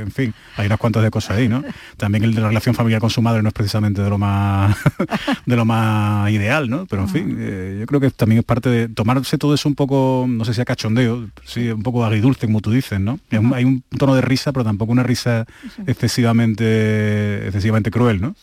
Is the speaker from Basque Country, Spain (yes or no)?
no; Seville, Andalusia, Spain; yo soy de Sevilla